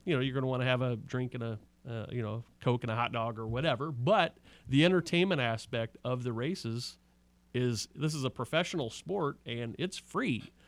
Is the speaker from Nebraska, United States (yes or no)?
yes; Omaha, Nebraska, United States; moved away; I'm from Omaha, Nebraska.